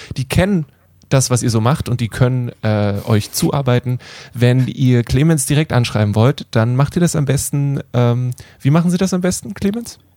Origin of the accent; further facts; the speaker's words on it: Germany; als Deutsche